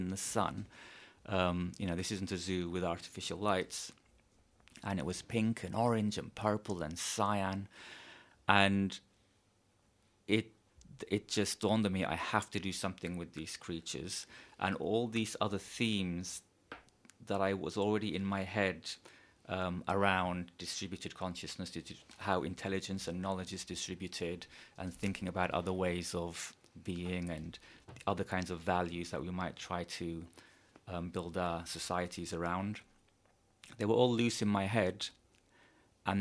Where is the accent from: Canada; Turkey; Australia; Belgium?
Turkey; now in Los Angeles, United States; I'm from Turkey, and I spent the pandemic in a small village in the Mediterranean in Turkey